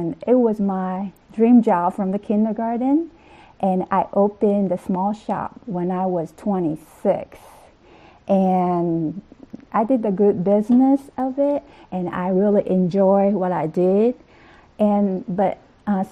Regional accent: Okinawa, Japan; moved away as an adult; now in United States; I am from Okinawa, the southern island of Japan

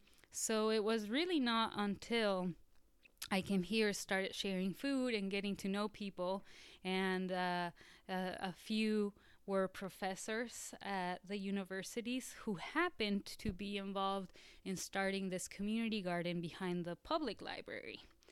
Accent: Mexico City, Mexico; also born or lived in Seattle, Washington; now in Arkansas, United States; I grew up in Mexico City, so kind of a concrete jungle kind of girl. And then I moved to Washington State, and I went to college in Seattle.

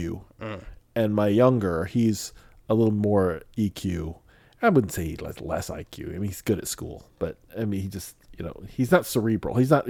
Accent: Midwest, United States; because I grew up in the Midwest

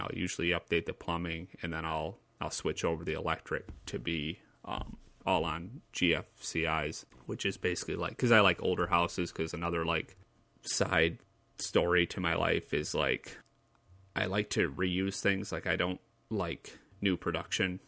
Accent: Lansing, Michigan, United States; my hometown

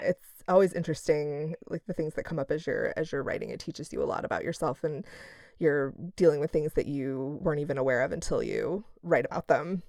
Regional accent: Midwest, United States; we're both from the Midwest

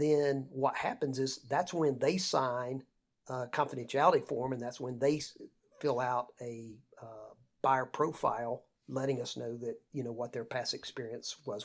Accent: Lake Lanier, North Georgia, United States; I grew up on Lake Lanier, uh, in North Georgia

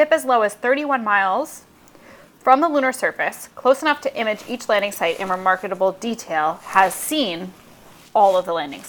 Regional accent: New York, United States; We're from Long Island, like the Bahamas.

